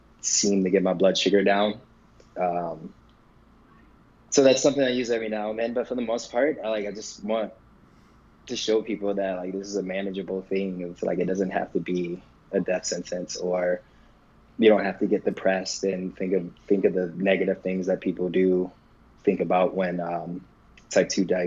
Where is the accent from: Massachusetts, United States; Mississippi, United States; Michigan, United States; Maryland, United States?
Michigan, United States; moved away as an adult; also born or lived in Boston; now in Los Angeles, United States; I grew up in Michigan